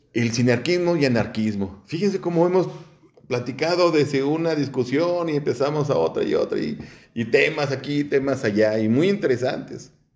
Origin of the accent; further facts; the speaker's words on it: Mexico; nuestra pendejez como mexicanos